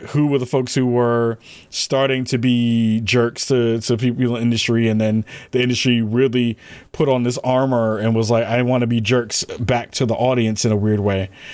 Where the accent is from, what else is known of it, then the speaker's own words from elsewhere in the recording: New York, United States; when I was growing up in New York